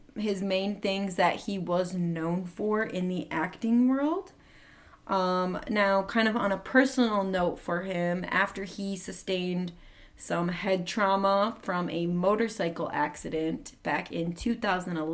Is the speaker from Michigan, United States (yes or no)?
yes; Michigan, United States; I grew up in Michigan